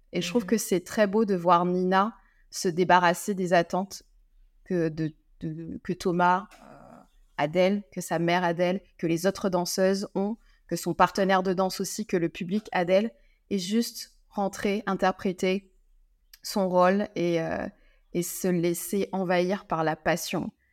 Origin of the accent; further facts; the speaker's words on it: Guadeloupe; moved away as an adult; also born or lived in France; quand j'ai dû quitter la Guadeloupe, mon île natale, pour aller faire mes études en France